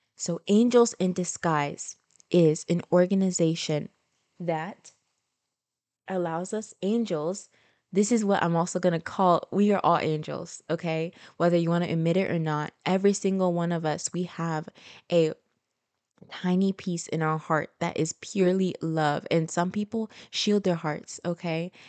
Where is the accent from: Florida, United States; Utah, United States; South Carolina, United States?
Florida, United States; also born or lived in Haiti (ancestry); now in Tampa, United States; Although I was born and raised in America, Florida